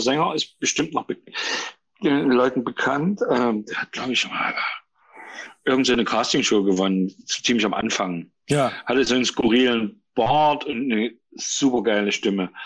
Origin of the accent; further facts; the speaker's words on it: Lunzenau, Saxony, Germany; moved away as an adult; also born or lived in Burgstädt; now in Dresden, Germany; ich bin äh, äh, in Burgstadt geboren, das ist äh, von Chemnitz Richtung Leipzig. Ja. Ähm, bin da aufgewachsen in Lunzenau in Rochlitz, äh, an der Zwickauer Mulde quasi